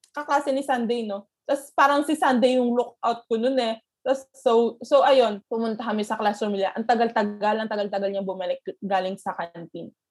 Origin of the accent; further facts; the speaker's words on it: Bayombong, Cagayan Valley, Philippines; sa Bayombong, sa, sa province namin